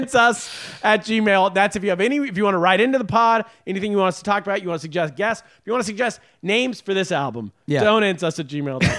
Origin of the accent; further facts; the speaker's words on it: United States; I'll be on the Comedy USA because I'm very American.